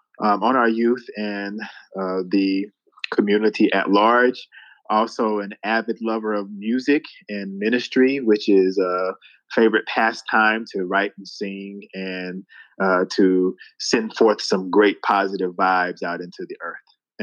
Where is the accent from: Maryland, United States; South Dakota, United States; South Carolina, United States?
South Carolina, United States; moved away as an adult; now in Washington, D.C., United States; Yes, well, I am originally from South Carolina. I reside in the D.C. area, the DMV area